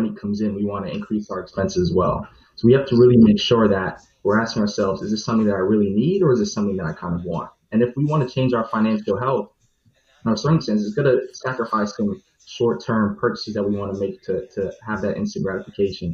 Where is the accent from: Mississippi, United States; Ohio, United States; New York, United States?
New York, United States; born and raised in New York, and I have a Caribbean background as well.